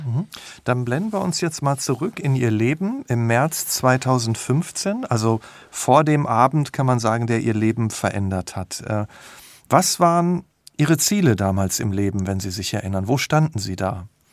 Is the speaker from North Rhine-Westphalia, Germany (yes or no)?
yes; Selm, North Rhine-Westphalia, Germany; in Selmborg, das ist in der Nähe von Dortmund